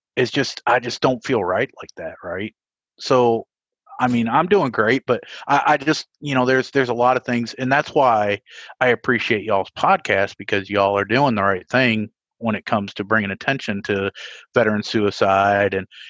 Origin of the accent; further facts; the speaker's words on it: Evansville, Indiana, United States; I'll keep my hometown public so people can see where I'm from. Evansville, Indiana